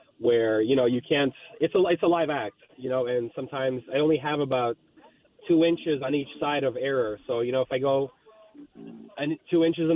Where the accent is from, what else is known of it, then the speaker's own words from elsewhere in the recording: Toronto, Ontario, Canada; also born or lived in Moscow, Russia; I'm from Russia originally, but I grew up in Toronto